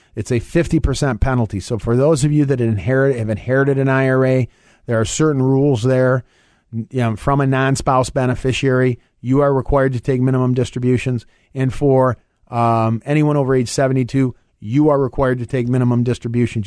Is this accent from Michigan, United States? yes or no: yes; Michigan, United States; I'm from Michigan